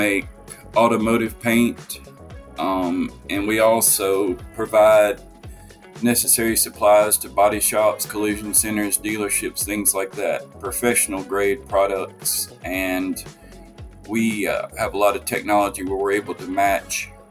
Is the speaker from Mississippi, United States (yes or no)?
yes; Tupelo, Mississippi, United States; also born or lived in Jackson, Mississippi; I grew up in Jackson, Mississippi, and then I moved up to Tupelo, Mississippi, which is in North Mississippi, when I was in the fifth grade. And so I would consider Tupelo home because I did most of my growing up here